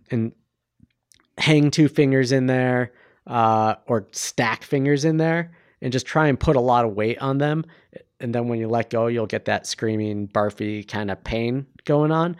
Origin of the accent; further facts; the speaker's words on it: Ohio, United States; now in Bend, Oregon, United States; we're both from Ohio